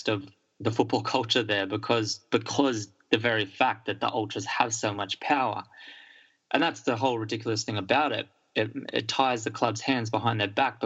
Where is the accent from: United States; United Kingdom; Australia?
Australia; growing up in Australia